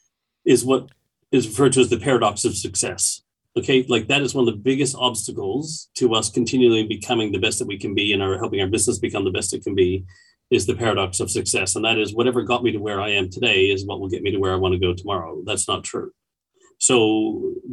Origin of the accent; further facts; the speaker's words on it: Canada; also born or lived in Toronto; now in Australia; as a Canadian